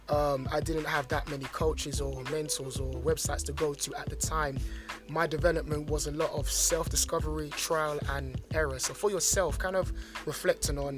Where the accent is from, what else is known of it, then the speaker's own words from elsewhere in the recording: London, United Kingdom; growing up in London